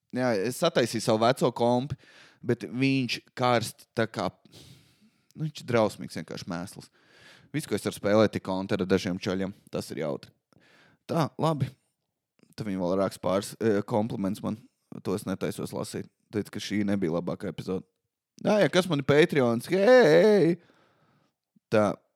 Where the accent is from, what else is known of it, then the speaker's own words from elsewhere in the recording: Valmiera, Valmiera Municipality, Latvia; Es nāku no Valmīras